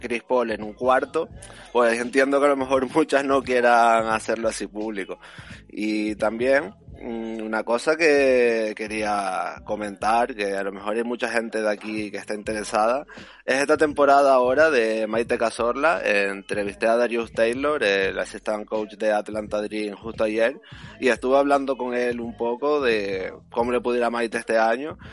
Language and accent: Spanish; Canary Islands, Spain; yo que soy canario